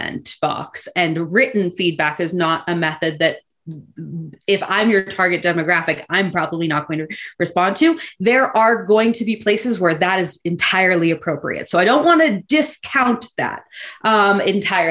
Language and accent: English; Boston, Massachusetts, United States; I am originally from Boston, Massachusetts, and spent my entire youth there